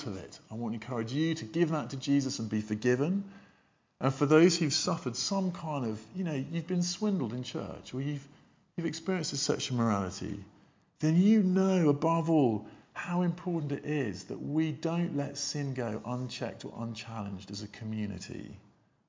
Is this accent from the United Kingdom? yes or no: yes; United Kingdom; we're British